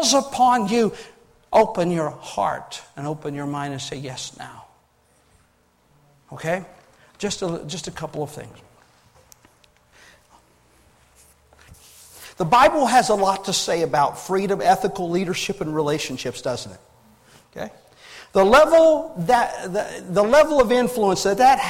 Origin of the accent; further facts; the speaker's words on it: United States